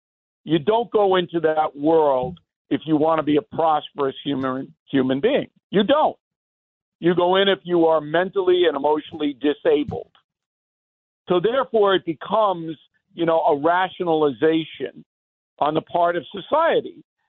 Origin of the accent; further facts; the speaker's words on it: Levittown, United States; So when I was growing up in Levittown, if you were selling hard drugs there, you could get a serious beating.